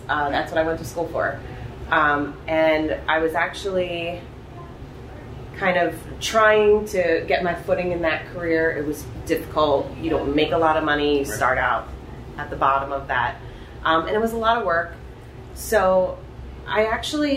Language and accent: English; Upper Darby, Pennsylvania, United States; I grew up in Delaware County. I went to Upper Darby, so I lived out there.